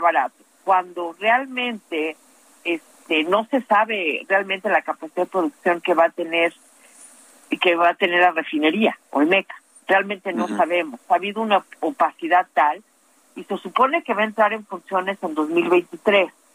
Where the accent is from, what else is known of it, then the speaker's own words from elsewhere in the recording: Mexico; yo como mexicana